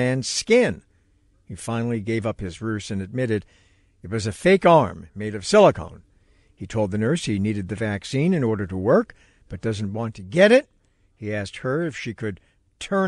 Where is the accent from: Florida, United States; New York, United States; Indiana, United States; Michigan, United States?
New York, United States; New York City; being a New Yorker myself